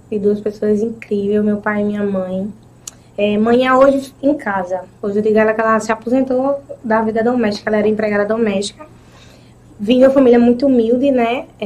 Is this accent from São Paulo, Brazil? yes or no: no; Pedra de Fogo, Paraíba, Brazil; also born or lived in Santa Rita / Conde; Eu nasci em Pedra de Fogo, sou natural de Pedra